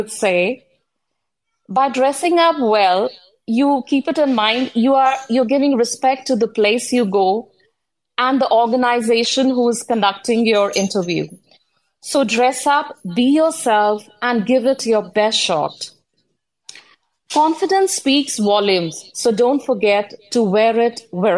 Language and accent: English; New Delhi, Delhi, India; now in Bangkok, Thailand; I'm originally from New Delhi, India, settled in Bangkok, Thailand.